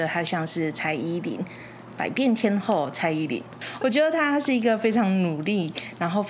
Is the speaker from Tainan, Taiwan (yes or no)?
no; Kaohsiung, Taiwan; 哎，我是高雄人啊，土生土长的高雄人。